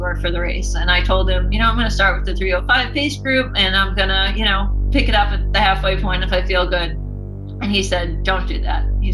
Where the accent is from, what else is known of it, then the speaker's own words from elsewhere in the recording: Burlington, Massachusetts, United States; I grew up in Burlington, Mass, the oldest of two